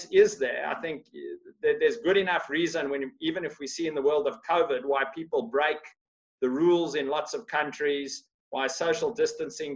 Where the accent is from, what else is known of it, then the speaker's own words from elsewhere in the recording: Australia; I'm from Australia